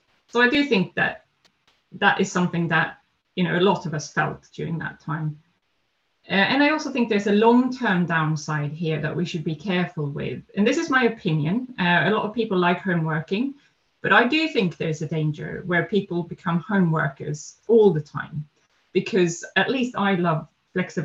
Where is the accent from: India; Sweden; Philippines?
Sweden; also born or lived in Netherlands; now in London, United Kingdom; I am Swedish, so I grew up in Sweden